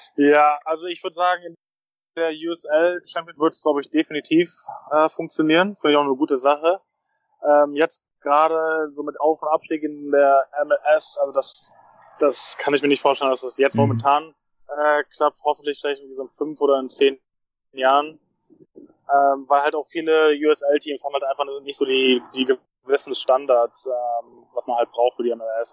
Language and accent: German; Berlin, Germany; moved away as an adult; also born or lived in United States; now in Cincinnati, United States; Berlin ist auch meine Heimat, ähm, mein, mein Kindheitsverein.